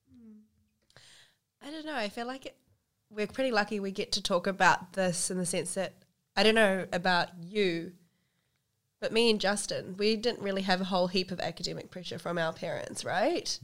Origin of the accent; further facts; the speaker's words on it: New Zealand; I've grown up as a Kiwi Indian